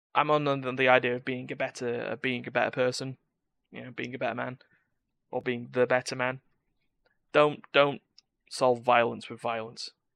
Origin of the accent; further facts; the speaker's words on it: United Kingdom; I'm British